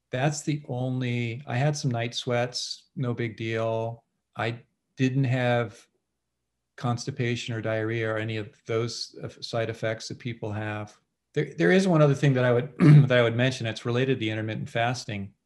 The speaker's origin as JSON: {"language": "English", "region": "California", "country": "United States", "tie": "born or raised there", "said": "I grew up in California"}